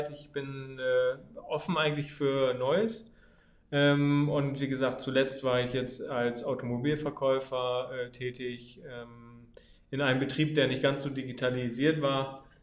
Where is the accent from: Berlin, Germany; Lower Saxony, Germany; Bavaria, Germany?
Lower Saxony, Germany; Oldenburg; born there; äh, bin 24 Jahre alt, bin gebürtiger Oldenburger